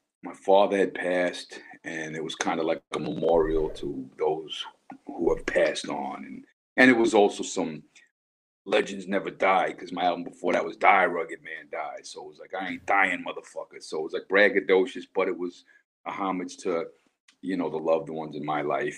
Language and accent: English; United States; moved away as an adult; now in Germany; I'm an American citizen and I'm a German resident